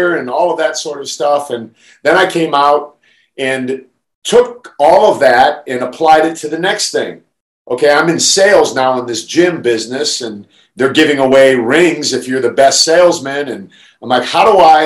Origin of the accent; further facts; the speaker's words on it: Canton, Ohio, United States; moved away; I grew up in Canton, Ohio